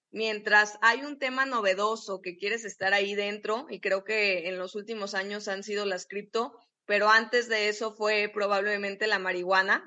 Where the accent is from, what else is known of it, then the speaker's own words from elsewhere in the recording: Guadalajara, Jalisco, Mexico; nosotros que somos de Guadalajara